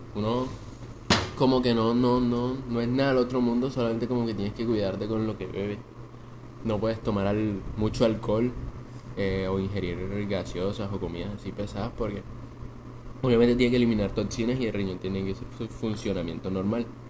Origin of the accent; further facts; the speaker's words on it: Montería, Córdoba, Colombia; De Montería, digan Montería, Colombia